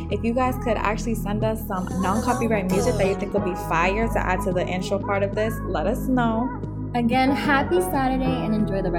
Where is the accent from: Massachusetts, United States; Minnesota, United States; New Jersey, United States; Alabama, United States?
Massachusetts, United States; Boston; I'm 23 years old. I'm Puerto Rican, Boston born and raised